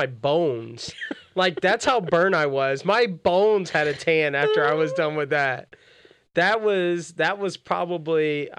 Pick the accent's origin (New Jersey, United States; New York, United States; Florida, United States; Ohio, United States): Florida, United States; moved away; I grew up in Florida.